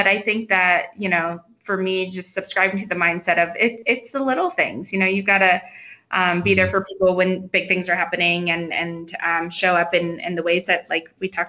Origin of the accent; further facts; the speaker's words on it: Florida, United States; now in Denver, United States; I grew up, so I'm in Denver now, obviously, but I grew up in Florida